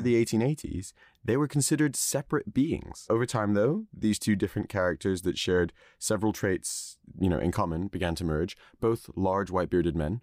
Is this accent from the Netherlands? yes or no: yes; Netherlands; I was born in Holland